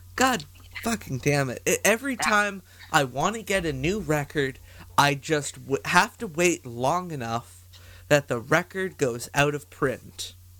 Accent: Canada; as a Canadian

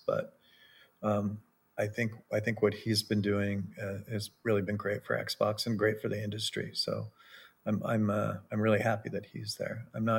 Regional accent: West Coast, United States; I grew up on the West Coast and we like Japanese cars out here.

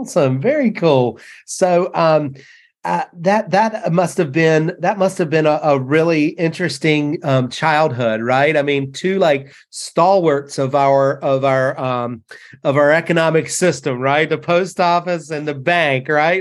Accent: North Carolina, United States; this North Carolina kid

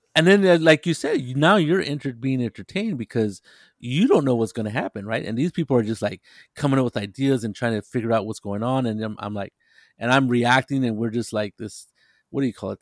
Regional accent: near Monterey, California, United States; Monterey, California, which is a little town next to my hometown

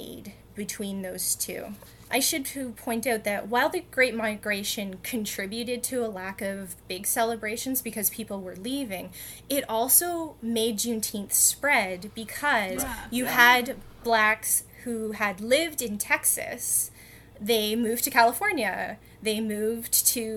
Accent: Chatham, Ontario, Canada; I'm from Chatham, and my family's been here for about 100 years or so

